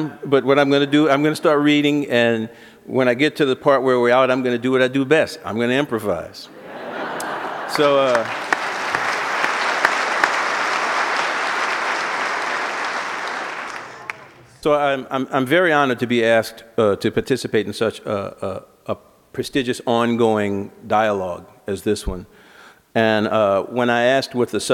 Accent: New Orleans, Louisiana, United States; moved away; also born or lived in Breaux Bridge, Louisiana; I grew up in the city

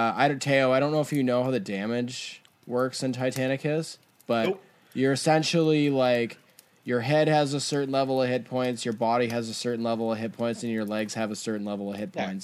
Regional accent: Canada; we're Canadian as fuck

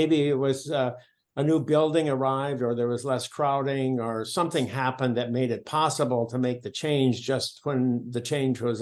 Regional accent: rural Minnesota, United States; moved away; I'm coming from Minnesota, rural Minnesota

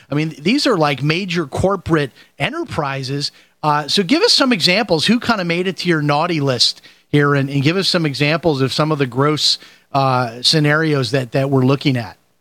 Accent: Chicago, Illinois, United States; moved away as an adult; now in Florida, United States; I'm from Chicago, and I grew up at 79th and Harlem I lived there till I went to college.

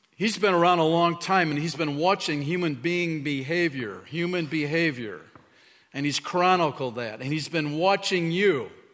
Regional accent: Chicago, Illinois, United States; moved away; when I was a little dude growing up in Chicago area

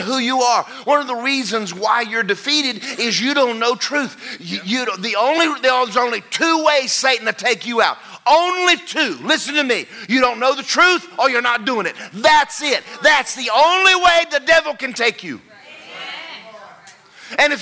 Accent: Athens, Georgia, United States; I grew up in Athens, Georgia

